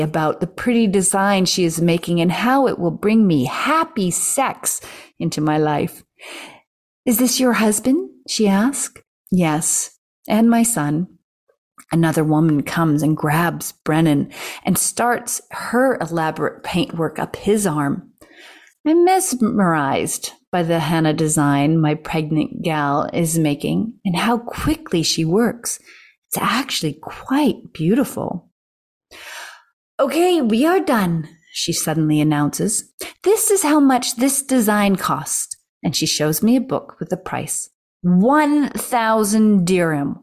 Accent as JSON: {"language": "English", "country": "Canada"}